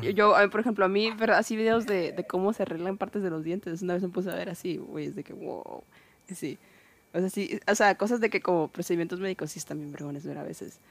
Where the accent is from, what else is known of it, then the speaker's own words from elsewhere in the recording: Guaymas, Sonora, Mexico; de Guaymas de mi pueblito